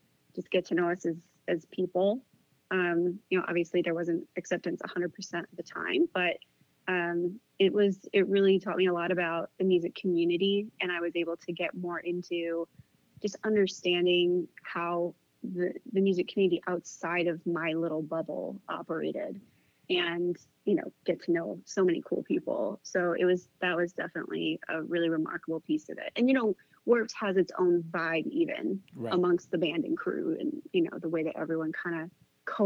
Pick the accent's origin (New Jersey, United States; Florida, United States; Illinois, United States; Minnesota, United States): Minnesota, United States; Duluth; moved away; I'm from Minnesota originally